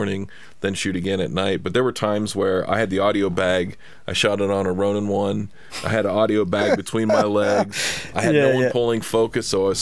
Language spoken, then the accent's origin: English; Cincinnati, Ohio, United States; now in Los Angeles, United States; I'm from Cincinnati